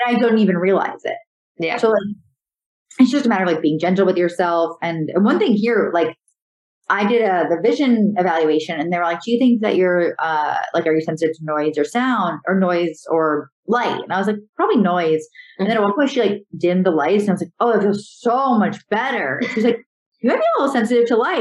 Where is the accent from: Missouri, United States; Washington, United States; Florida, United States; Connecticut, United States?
Connecticut, United States; moved away as an adult; also born or lived in Syracuse, New York / Los Angeles, California; now in New York, United States; growing up in Connecticut and like going to school in Syracuse